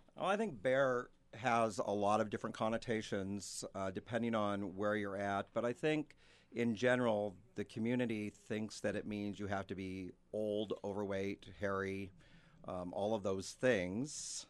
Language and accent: English; San Francisco Bay Area, California, United States; moved away as an adult; also born or lived in Sacramento; now in Spokane, United States; I'm actually from the San Francisco Bay Area. Sacramento specifically is where I moved to Spokane from about seven years ago